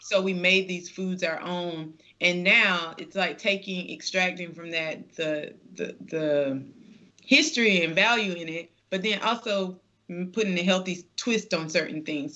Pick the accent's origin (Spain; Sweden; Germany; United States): United States; the South; growing up in the South